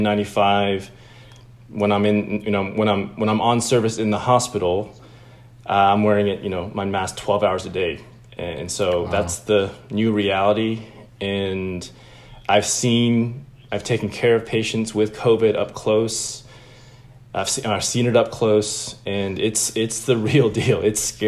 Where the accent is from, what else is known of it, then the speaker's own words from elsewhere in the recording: Atlanta, Georgia, United States; also born or lived in Illinois / Chicago; I grew up in Atlanta. We moved here from Illinois when I was like 4 or 5. And so from 5 through high school, I was in Atlanta.